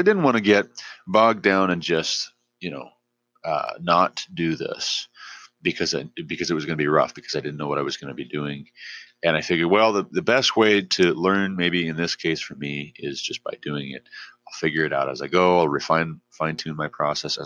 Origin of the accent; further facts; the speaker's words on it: Glendive, Montana, United States; also born or lived in Savage, Montana / Hillsborough, Ohio; I'm originally from Glendive, Montana.